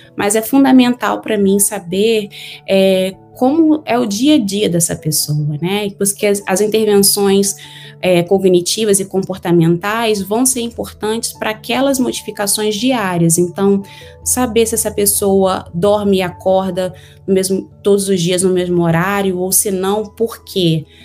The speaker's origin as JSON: {"language": "Portuguese", "town": "Miracema", "region": "Rio de Janeiro", "country": "Brazil", "moved": "as an adult", "lives_now": "United States", "said": "Eu sou do interior do estado do Rio de Janeiro, é uma cidade bem pequena, de 20 mil habitantes"}